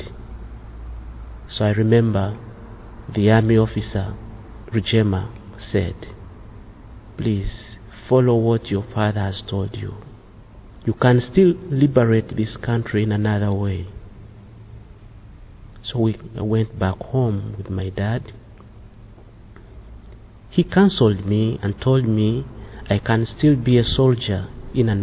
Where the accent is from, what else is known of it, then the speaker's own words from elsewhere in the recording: Uganda; I come from Uganda